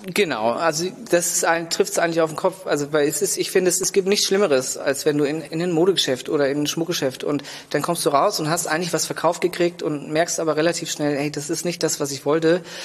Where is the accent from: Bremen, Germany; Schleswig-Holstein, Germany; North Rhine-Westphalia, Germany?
Schleswig-Holstein, Germany; Lübeck; also born or lived in England / Berlin / Copenhagen; ich bin hier in Lübeck geboren, aufgewachsen